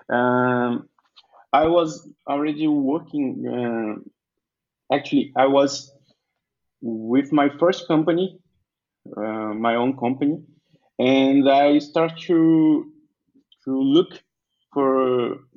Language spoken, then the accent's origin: English; Vitória da Conquista, Bahia, Brazil; English is a second language; I'm from Vitória da Conquista, the state of Bahia